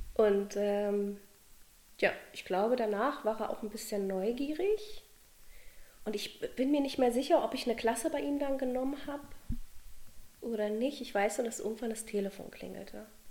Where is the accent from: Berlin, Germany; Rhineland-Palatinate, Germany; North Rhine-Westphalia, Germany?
Berlin, Germany; wurde in Berlin geboren, in einer Künstlerfamilie. Und ja, ich bin mit Kunst aufgewachsen